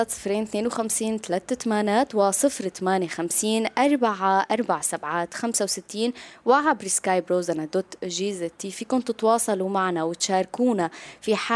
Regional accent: Syria; بالنسبه لنا نحن كسوريين كل هذا الالم والتعب اللي عاشوا الالاف من السوريين

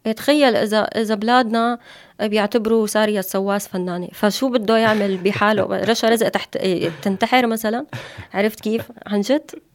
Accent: Syria; moved away as an adult; now in Turkey; بلدي سوريا

